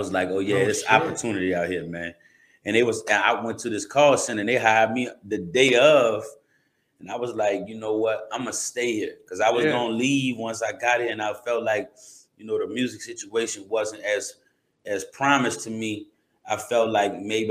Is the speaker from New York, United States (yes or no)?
no; New Orleans, Louisiana, United States; moved away as an adult; also born or lived in Ohio; now in Tucson, United States; I'm from, I'm born and raised in New Orleans, Louisiana